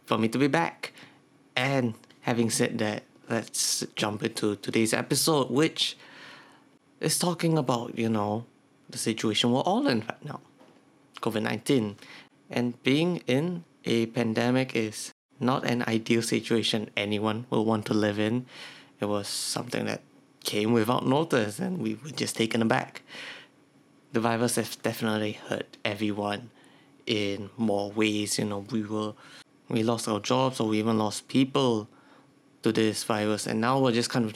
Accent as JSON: {"language": "English", "country": "Singapore", "said": "I'm from Singapore"}